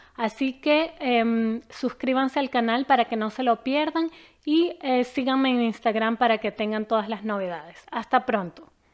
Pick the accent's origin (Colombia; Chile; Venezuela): Venezuela; Caracas, Capital District; moved away as an adult; now in Quebec, Canada; Yo nací y crecí en Caracas, Venezuela y hace casi siete años emigré de manera permanente a Canadá.